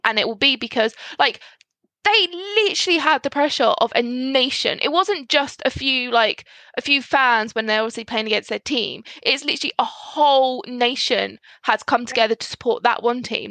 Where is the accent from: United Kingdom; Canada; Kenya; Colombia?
United Kingdom; Scotland; especially being Scottish